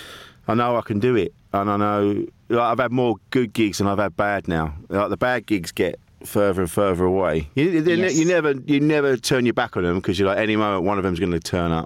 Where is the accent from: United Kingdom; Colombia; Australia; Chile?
United Kingdom; Orpington, London; now in Essex, United Kingdom; I grew up in Orpington, which is a small town. It's just on like the southeast London Kent border